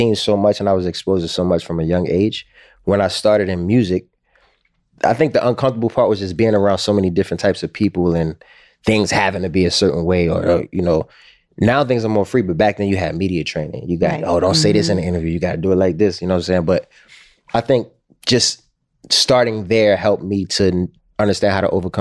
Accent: Baltimore, Maryland, United States; since I was a kid growing up in Baltimore

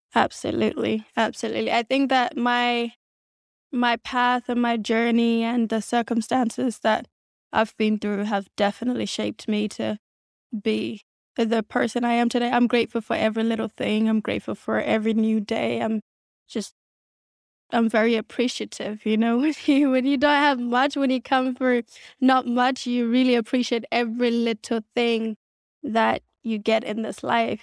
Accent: Adelaide, South Australia, Australia; born or raised there; English is a second language; moved away as an adult; also born or lived in South Sudan / Kenya; now in Los Angeles, United States

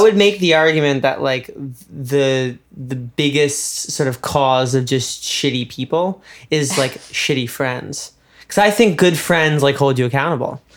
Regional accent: New York, United States; moved away as an adult; we're both from New York

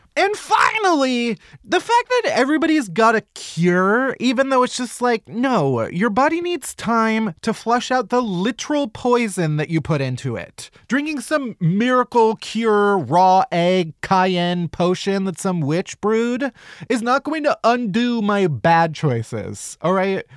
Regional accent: Chicago, Illinois, United States; I'm from Chicago

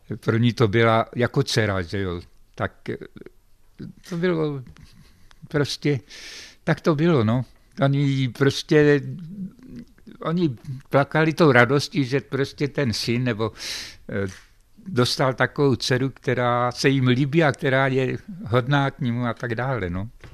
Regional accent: Opatov, Vysočina Region, Czechia; já jsem byl z Opatova

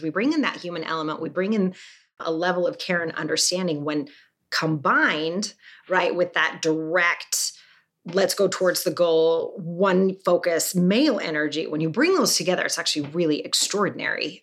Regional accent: Salt Lake City, Utah, United States; I was raised Mormon in Salt Lake City

